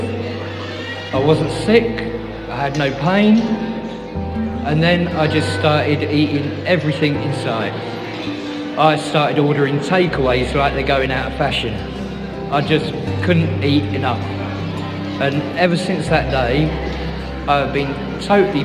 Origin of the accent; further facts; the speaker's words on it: Bedford, East of England, United Kingdom; I'm from Bedford.